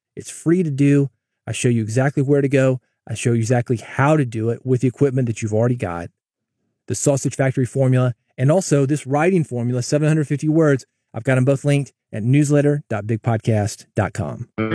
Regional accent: Nashville, Tennessee, United States; moved away; I grew up in Nashville.

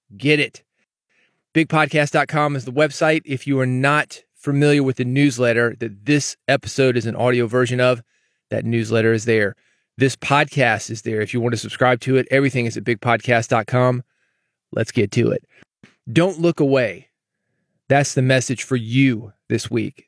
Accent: the South, United States; growing up in the South

